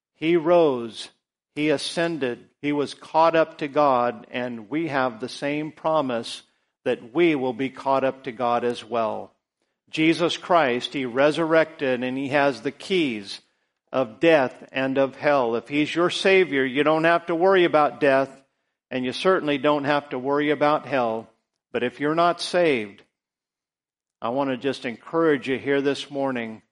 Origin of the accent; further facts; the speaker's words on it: United States; all of us as American citizens